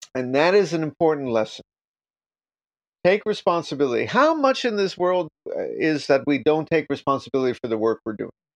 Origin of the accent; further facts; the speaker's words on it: New York, United States; I'm from New York